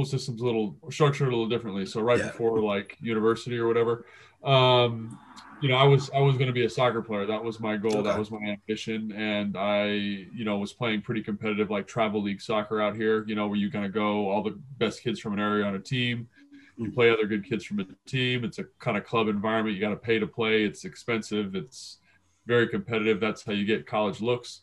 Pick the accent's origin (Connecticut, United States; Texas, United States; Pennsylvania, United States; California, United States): California, United States; Los Angeles; I grew up in the San Fernando Valley